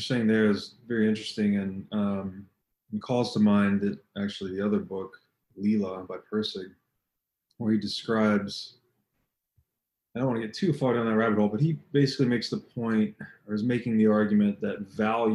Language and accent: English; Tennessee, United States; I grew up in Tennessee